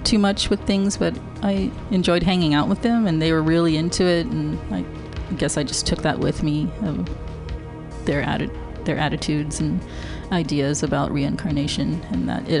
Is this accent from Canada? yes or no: no; Los Angeles, California, United States; born there; also born or lived in San Diego; Not in the city. I was born in Los Angeles.